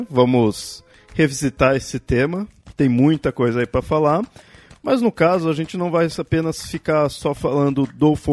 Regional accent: Southeast, Brazil; como eu falei, eu sou do Sudeste, e mesmo assim algumas personagens eu não conheço muito bem.

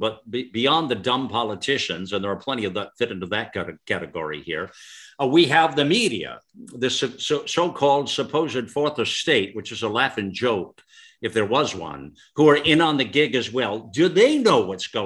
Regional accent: United States; as an American, as a patriot, as a lover of our country

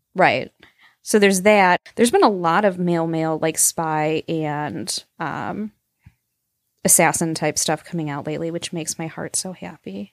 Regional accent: Green Bay, Upper Midwest, Wisconsin, United States; people from Green Bay and the Upper Midwest were like, "We're basically Canadian," is what it amounts to. We just are.

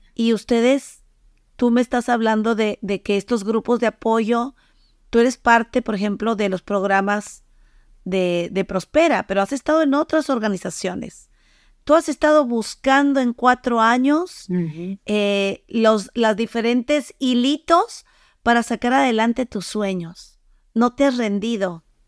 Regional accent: Mexico; moved away; yo soy de México

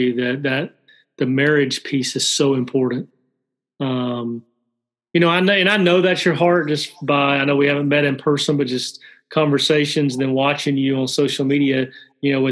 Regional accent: Alabama, United States; I'm from Alabama, so some of my vocabulary could be limited.

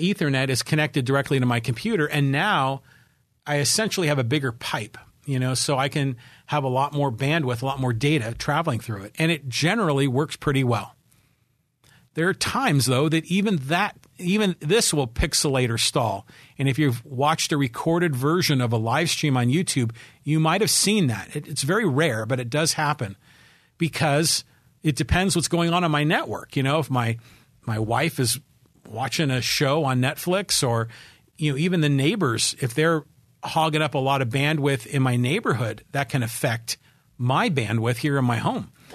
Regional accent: Poway, California, United States; my hometown of Poway, California, nine two oh six four

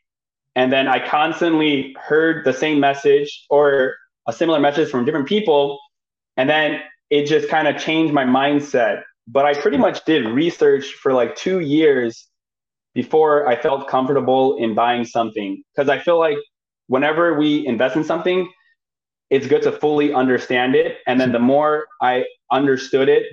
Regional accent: Chicago, Illinois, United States; moved away as an adult; also born or lived in Bay Area, California; now in Sacramento, United States; I'm originally from Chicago

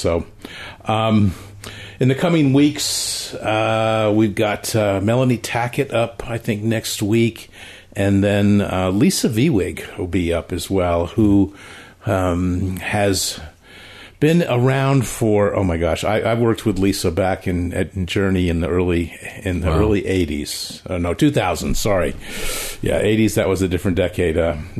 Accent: Connecticut, United States; I grew up in Connecticut

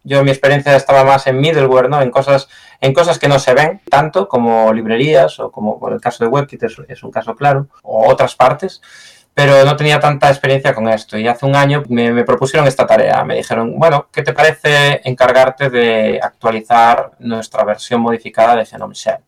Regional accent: Galicia, Spain; accent: Galician; moved away as an adult; also born or lived in near London, United Kingdom; now in United Kingdom; como gallego que soy, no veo el día que me vuelva a Galicia

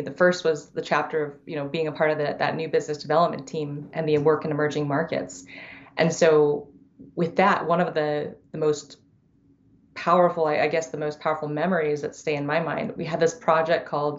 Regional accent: San Diego, California, United States; I grew up in San Diego. After my dad finished chiropractic school, he moved out west to California, where I grew up.

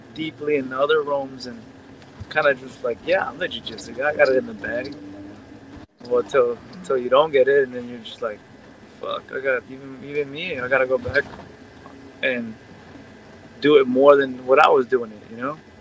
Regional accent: United States; first generation born in the United States, but have you know uh, immigrant parents

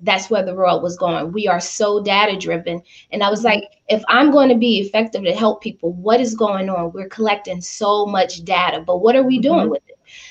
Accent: Louisiana, United States; also born or lived in Chicago, Illinois; I grew up in Louisiana on the property, even though I was born in Chicago

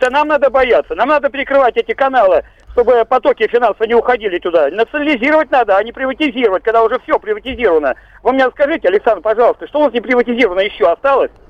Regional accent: Russia; also born or lived in Podolsk; мы мужики русские такие прямые, хорошие

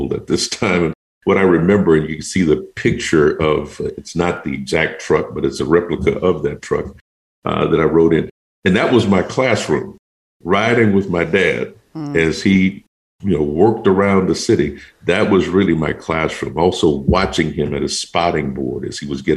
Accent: Houston, Texas, United States; I was born in Houston, Texas, and my wife and I both, and I spent much of my teenage years in a very small town.

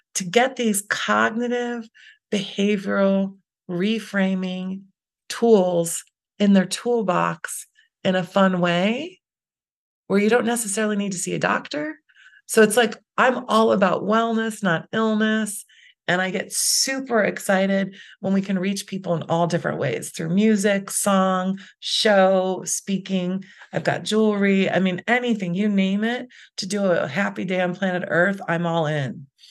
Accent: Chicago, Illinois, United States; I grew up in the Chicago area

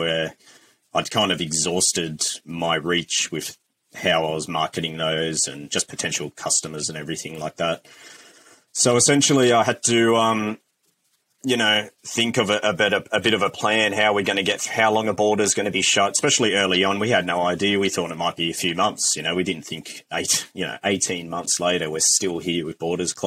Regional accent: Australia; now in New Zealand; I'm an Aussie

